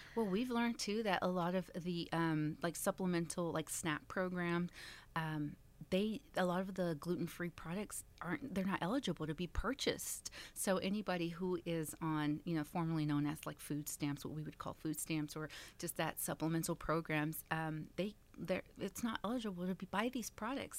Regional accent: Dallas, Texas, United States; also born or lived in California; I was born in California, um, but we got here as fast as I could. Two and a half years old, and so, yeah, I grew up in Dallas

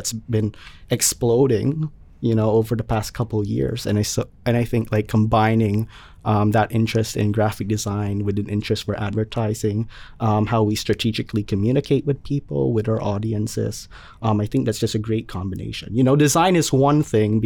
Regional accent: Wallingford, Connecticut, United States; I'm from Wallingford.

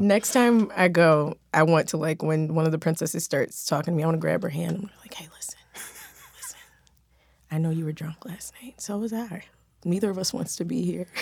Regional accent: Philadelphia, Pennsylvania, United States; now in Los Angeles, United States; I'm from Philadelphia

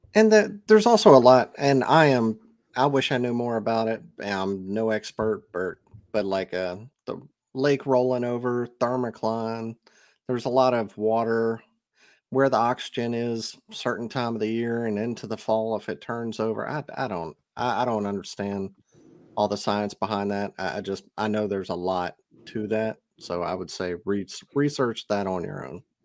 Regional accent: Mississippi, United States

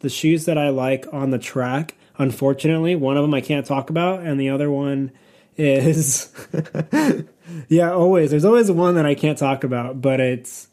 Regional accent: California, United States; I'm from California

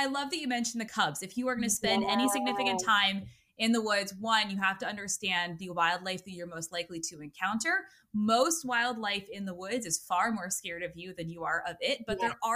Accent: Maine, United States; now in Connecticut, United States; I grew up in Maine and I live in Connecticut

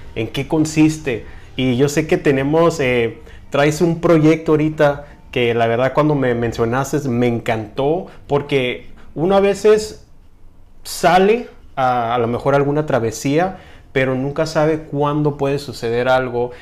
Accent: Mexico; como mexicano

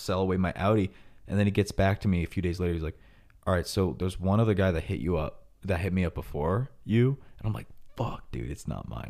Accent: New York, United States; I didn't know how bad it was because we are from New York

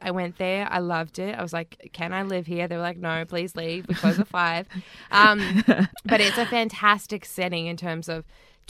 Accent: North Island, New Zealand; And, of course, New Zealand and the North Island, which is my home country.

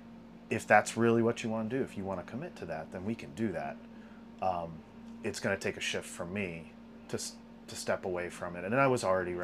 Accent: Michigan, United States; moved away; where I grew up in Michigan, they had a quarter midget track right there at Waterford Hills, which was our local track where I grew up

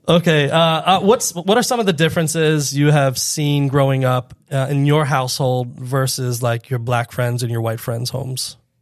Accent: Fort Lauderdale, Florida, United States; I grew up in Fort Lauderdale

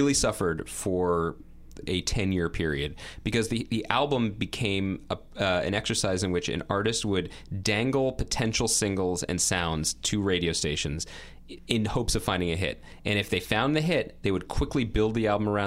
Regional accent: New York City, New York, United States; as a New Yorker

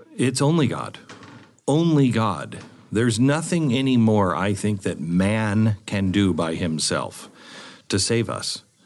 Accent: West Coast, United States; now in Texas, United States; I grew up on the West Coast where you have rocks

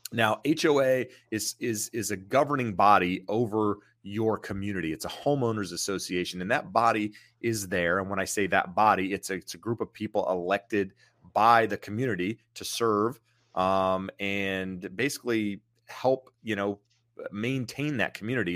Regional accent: rural eastern North Carolina, United States; moved away; Being from rural eastern North Carolina, you have land

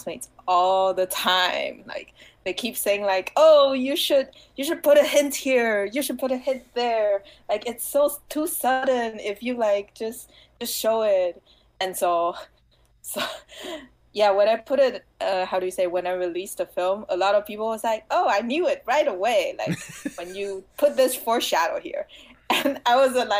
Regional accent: Taiwan; English is a second language; moved away as an adult; now in United States; I come from Taiwan

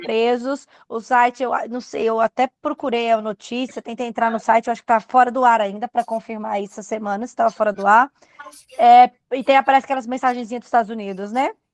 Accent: Goiânia, Goiás, Brazil; eu sou de Goiânia

